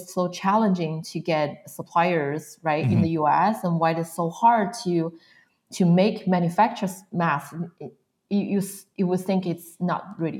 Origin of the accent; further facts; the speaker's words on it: a small town not far from Beijing, northern China, China; moved away as an adult; also born or lived in Pennsylvania, United States / Arizona / Portland / Seattle; now in United States; I was born and raised in China, mainland of China. So I was born from a small town not far from Beijing, so north part of China